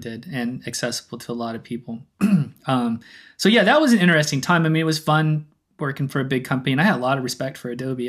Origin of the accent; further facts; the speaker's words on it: Oklahoma City, Oklahoma, United States; moved away as an adult; growing up in Oklahoma